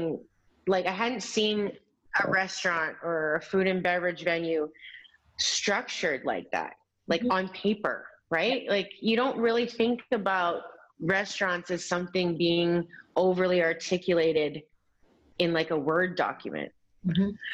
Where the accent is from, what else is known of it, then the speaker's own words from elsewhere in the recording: Alberta, Canada; moved away; also born or lived in New York; I grew up in Alberta in Canada where that just doesn't exist